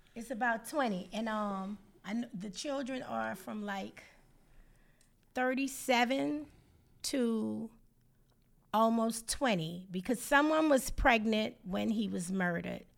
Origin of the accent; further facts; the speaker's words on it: New Orleans, Louisiana, United States; we were children, naturally New Orleans children.